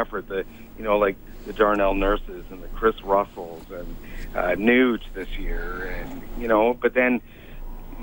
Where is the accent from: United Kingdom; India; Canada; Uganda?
Canada; Sherwood Park, Alberta; now in Ottawa, Canada; I grew up in Sherwood Park